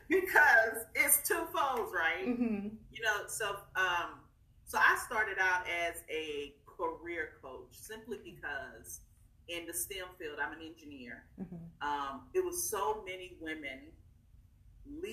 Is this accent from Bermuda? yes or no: no; East Texas, United States; I'm from East Texas. I give a shout out, East Texas, Tyler, Nacogdoches, Texas.